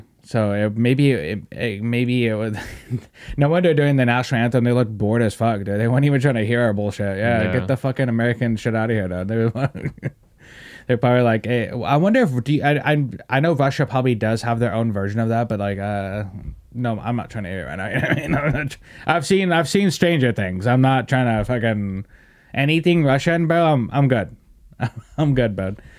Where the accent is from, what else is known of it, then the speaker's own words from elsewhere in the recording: England, United Kingdom; I shouldn't have to tell you I'm from England.